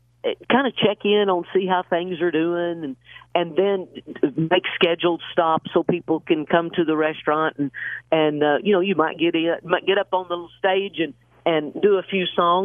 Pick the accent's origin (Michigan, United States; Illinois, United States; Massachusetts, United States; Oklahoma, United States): Oklahoma, United States; Chalky; I grew up in Chalky, Oklahoma, which is probably 12 miles north of Atoka.